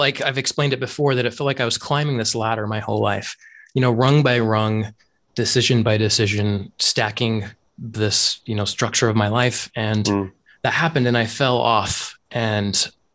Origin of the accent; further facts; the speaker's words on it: Utah, United States; moved away as an adult; also born or lived in Japan / Arizona; So I was born and raised in Utah, and I grew up in a Mormon community